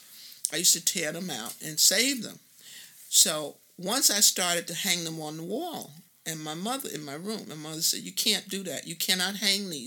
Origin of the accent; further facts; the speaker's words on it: New York City, New York, United States; When I grew up in New York, basically you had blacks, you had Italians, you had Jewish, and you had Irish. And in Queens at that time